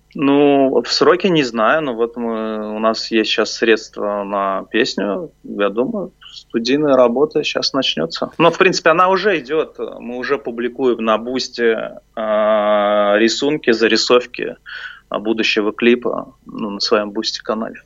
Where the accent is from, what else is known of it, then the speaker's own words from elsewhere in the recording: Nizhny Novgorod, Nizhny Novgorod Oblast, Russia; now in Moscow, Russia; мне, как нижегородцу